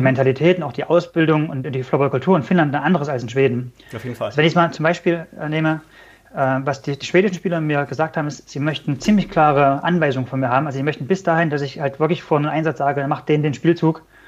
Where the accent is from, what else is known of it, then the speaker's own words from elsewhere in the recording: Germany; als Deutscher